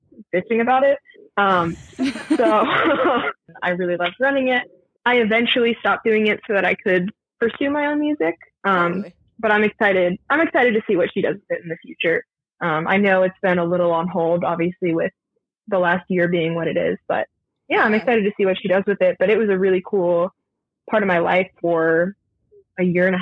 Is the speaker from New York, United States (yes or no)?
no; Milton, Massachusetts, United States; moved away as an adult; now in Nashville, United States; So I'm from Massachusetts. I'm from a town called Milton, just like 20 minutes south of Boston